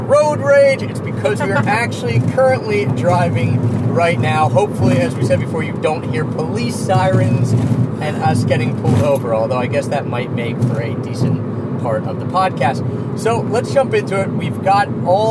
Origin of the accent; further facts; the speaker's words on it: Northeast, United States; we're from the Northeast, so sandwiches are, you know, we like hoagies, what we call them